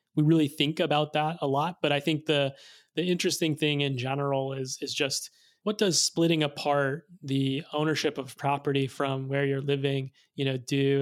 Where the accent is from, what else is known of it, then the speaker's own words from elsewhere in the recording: Arkansas, United States; I grew up in Arkansas